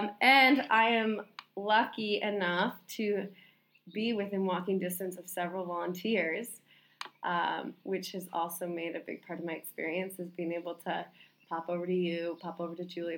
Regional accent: Vermont, United States; also born or lived in Salt Lake City, Utah; But I grew up in Vermont. I moved there when I was two. So that's where all my upbringing was in a small town in Vermont

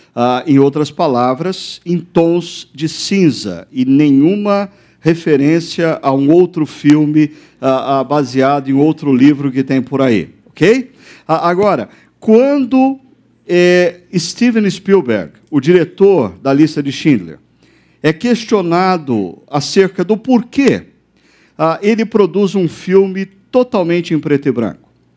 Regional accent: Brazil; nós brasileiros

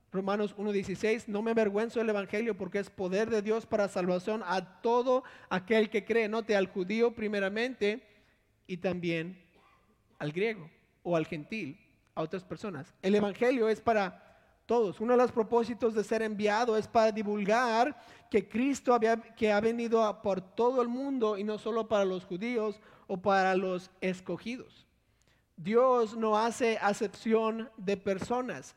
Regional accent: Monterrey, Nuevo León, Mexico; born or raised there; also born or lived in Villahermosa, Tabasco, Mexico

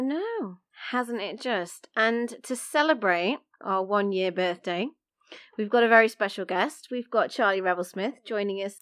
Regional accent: Coventry, West Midlands, United Kingdom; I grew up in Coventry, you couldn't really get further from the sea

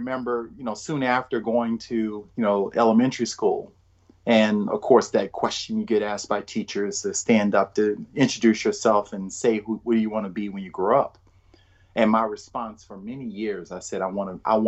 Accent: New Orleans, Louisiana, United States; moved away as an adult; also born or lived in Michigan; now in Williamsburg, United States; I was born and raised in New Orleans, Louisiana, and that's where I grew up

